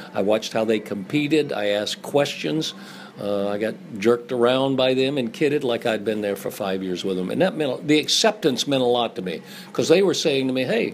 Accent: the South, United States; I'm from the South

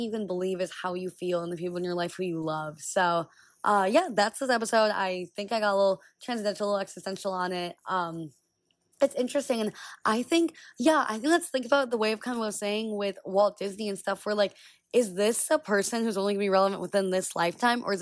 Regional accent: Israel; born there; Literally all I talk about is that like I was born in Israel and how that made me see the situation that's going on there.

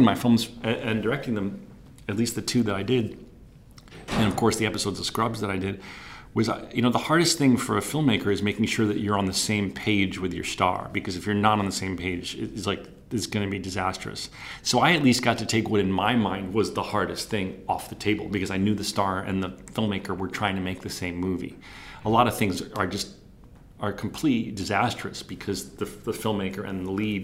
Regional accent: New Jersey, United States; my hometown because I just felt like I know that so well

